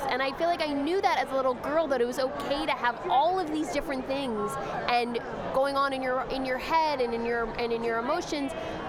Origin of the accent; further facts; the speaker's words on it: Canada; Growing up in Canada, it played around 4 p.m., so I watched it after school.